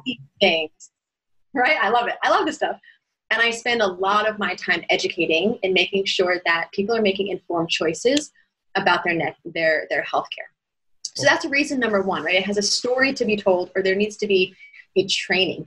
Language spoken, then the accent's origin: English; United States; moved away as an adult; also born or lived in Shanghai, China; now in Shenzhen, China; I'm American by passport, but I've lived in China for almost 16 years